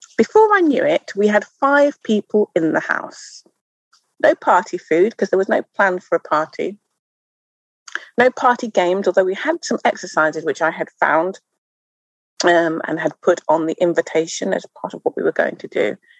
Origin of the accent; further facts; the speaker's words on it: Wolverhampton, West Midlands, United Kingdom; moved away; I grew up in the Midlands town. It was a town then, it's now a city of Wolverhampton